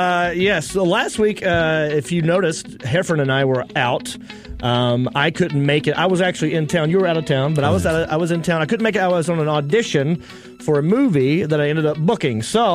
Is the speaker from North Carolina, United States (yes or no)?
yes; North Carolina, United States; You were in my hometown, North Carolina.